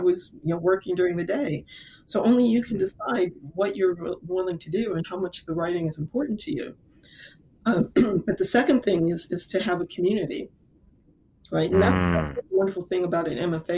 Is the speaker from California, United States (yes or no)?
no; Lorain, Ohio, United States; I grew up in Lorain, Ohio